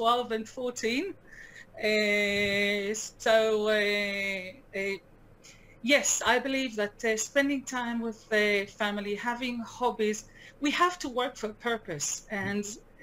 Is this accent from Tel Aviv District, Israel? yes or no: no; Jerusalem, Jerusalem District, Israel; moved away as an adult; also born or lived in Manchester, England; I was actually born here